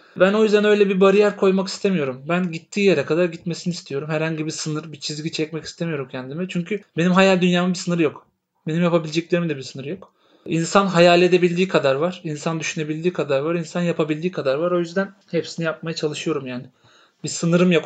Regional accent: İzmir, Turkey; bir İzmirli olarak.

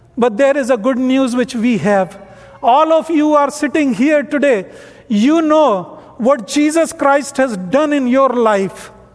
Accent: North India, India; English is a second language; moved away as an adult; I am from North India.

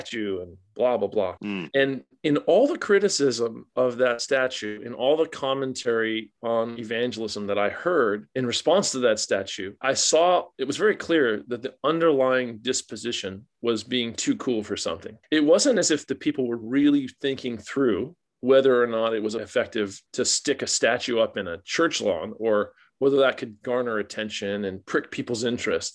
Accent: Florida, United States; moved away as an adult; now in Australia; I grew up in Florida

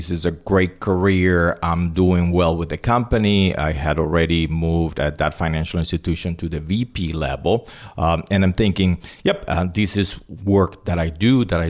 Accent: Puerto Rico; also born or lived in Cuba / Spain; I was born in Cuba, grew up in Spain and Puerto Rico, graduated from the University of Puerto Rico

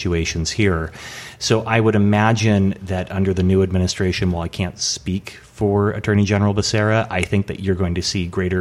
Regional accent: Portland, Oregon, United States; moved away as an adult; also born or lived in San Diego, California; now in Los Angeles, United States; I was born in San Diego, and then when my folks, when I was about 5 years old, they were splitting up. So we moved back to Portland, Oregon, where my mom's family was from. And so I grew up there

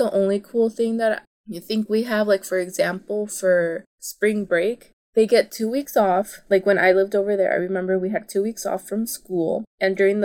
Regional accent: Las Vegas, Nevada, United States; first language Spanish; English is a second language; also born or lived in Mexico; I was born and raised here in Las Vegas, and I actually did grow up going kind of back and forth between here and Mexico.

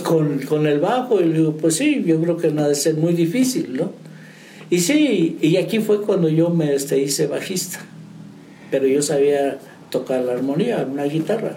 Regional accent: San Martín Chalchicuautla, San Luis Potosí, Mexico; moved away as an adult; now in San Juan del Río, Mexico; De San Martín, Chalchihuapla, San Luis Potosí, la Huasteca Potosina.

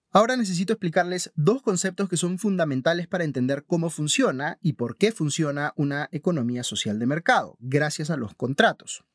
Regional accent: Peru

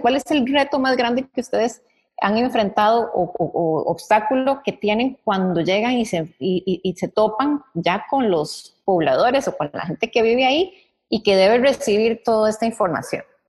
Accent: Costa Rica; como costarricenses

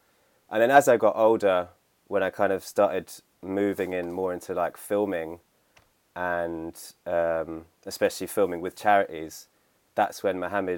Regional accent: St Albans, East of England, United Kingdom; the town I grew up in St. Albans, which is like just north of London.

